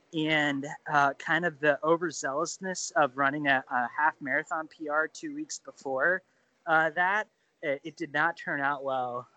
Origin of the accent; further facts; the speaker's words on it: Ohio, United States; also born or lived in Indiana / Illinois; growing up in ohio